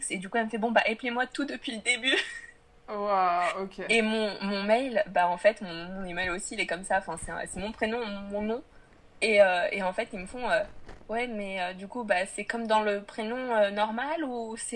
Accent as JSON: {"language": "French", "country": "France", "tie": "born or raised there", "said": "je suis née en France."}